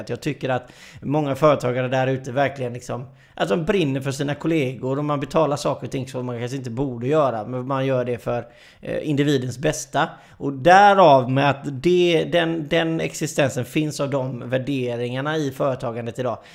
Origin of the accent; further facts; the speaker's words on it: Gothenburg, Västra Götaland, Sweden; jag är ju göteborgare